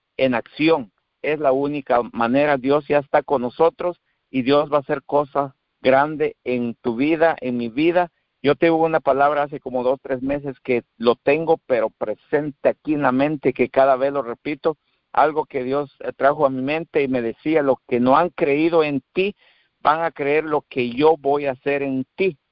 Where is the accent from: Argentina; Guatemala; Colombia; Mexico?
Guatemala; moved away as an adult; now in Texas, United States; soy de Guatemala